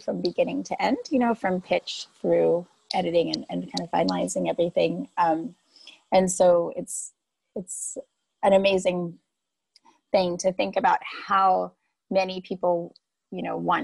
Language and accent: English; Washington, District of Columbia, United States; moved away as an adult; also born or lived in Alabama / Philadelphia; now in Comer, United States; they moved us to Washington, D.C. And that's where I grew up